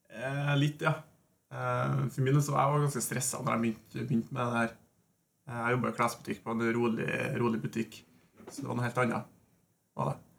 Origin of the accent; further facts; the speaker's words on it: Norway; Vi er jo nordmenn